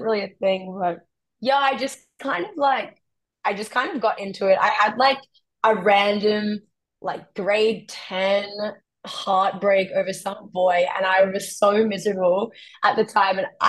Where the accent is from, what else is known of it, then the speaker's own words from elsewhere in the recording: Australia; moved away as an adult; now in Florida, United States; I came from the East Coast in Australia